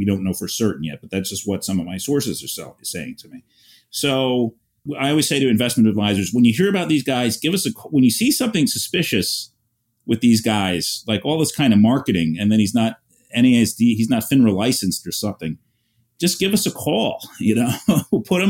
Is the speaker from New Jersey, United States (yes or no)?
no; New York, United States; I'm a New Yorker. Yeah, we know. New York. I was born here, grew up in the burbs, moved here after college. 1988. So I've been here 32 years, raising my kids here.